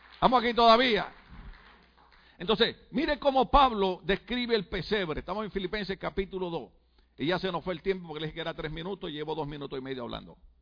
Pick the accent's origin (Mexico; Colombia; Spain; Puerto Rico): Puerto Rico; moved away; yo desde chiquito en mi país, Puerto Rico